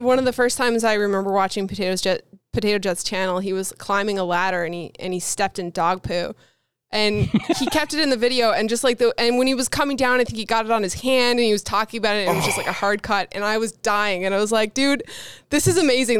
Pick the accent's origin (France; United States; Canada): Canada; Newfoundland and Labrador; I said I was from Canada, but I'm from the East Coast of Canada, Newfoundland